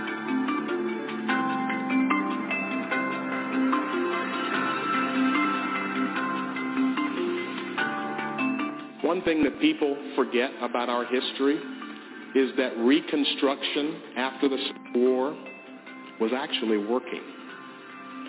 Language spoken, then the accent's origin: English; Memphis, Tennessee, United States; I grew up in Memphis, Tennessee